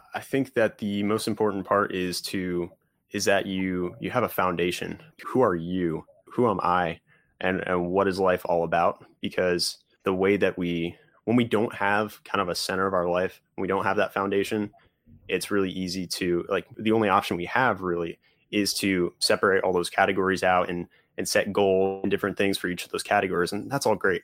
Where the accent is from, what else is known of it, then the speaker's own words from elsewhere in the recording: northwest New Jersey, United States; I grew up in New Jersey, about an hour from New York City, two hours from Philly, so kind of in the, uh, the northwest corner of New Jersey